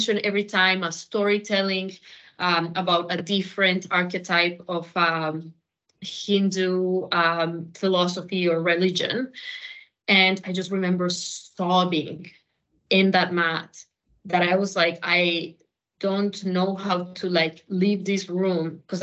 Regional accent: Colombia; I am Colombian

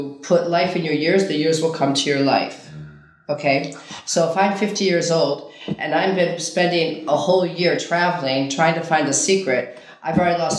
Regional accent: Ikaria, North Aegean, Greece

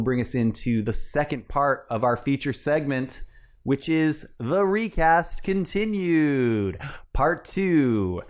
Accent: Oregon, United States; my home state.

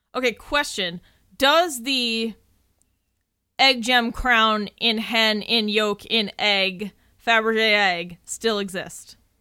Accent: Massachusetts, United States; We are from Massachusetts

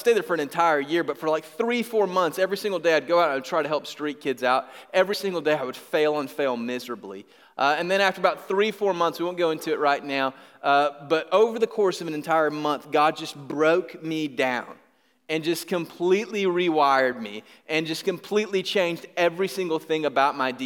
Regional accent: Griffin, Georgia, United States; I was from Griffin, Georgia

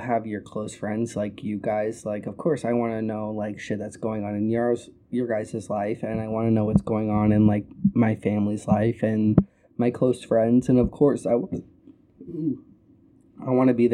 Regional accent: Arizona, United States; I'm from Arizona

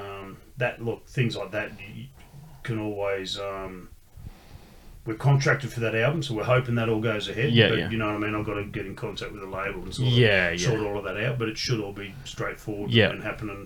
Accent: Canberra, Australian Capital Territory, Australia; I grew up in Canberra going to Sydney every couple of weeks for gigs

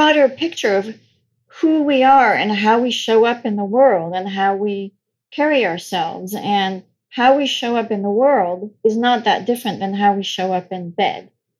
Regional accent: France; So I grew up in France. I know I don't sound it, but I did. I was born and raised in France.

